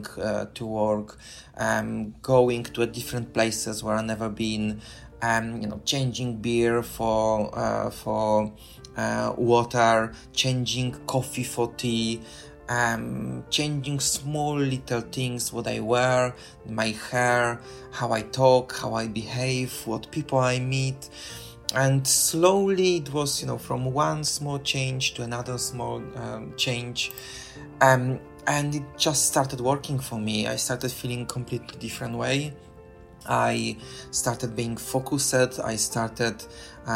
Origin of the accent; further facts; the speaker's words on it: Poland; moved away as an adult; now in London, United Kingdom; I'm originally from Poland. I live for the past 21 years in London in United Kingdom.